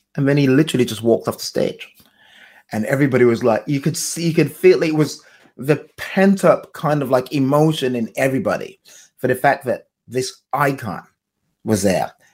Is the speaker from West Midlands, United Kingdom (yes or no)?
no; London, United Kingdom; this is my hometown